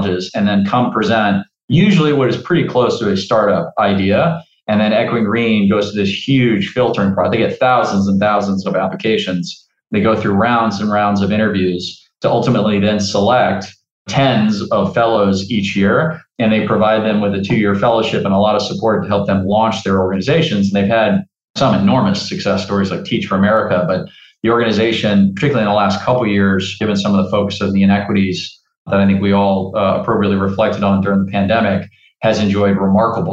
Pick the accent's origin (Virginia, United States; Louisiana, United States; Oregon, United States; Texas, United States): Louisiana, United States; New Orleans; the Idea Village is an incubator and accelerator in my hometown of New Orleans